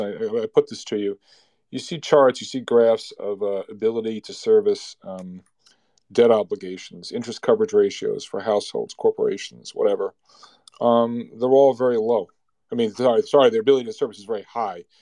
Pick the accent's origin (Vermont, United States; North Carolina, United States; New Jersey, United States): New Jersey, United States; I'm from New Jersey